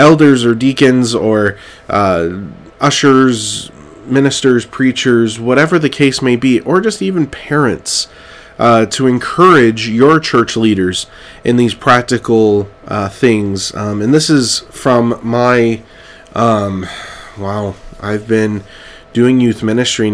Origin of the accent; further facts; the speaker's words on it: Clovis, California, United States; moved away; I'm from Clovis, California, and right in the Central Valley